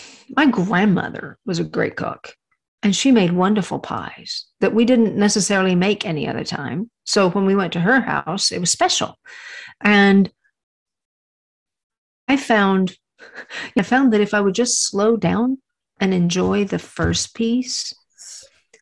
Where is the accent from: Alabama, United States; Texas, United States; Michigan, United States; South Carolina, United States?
Texas, United States; I'm from Texas. And my grandparents had a ranch.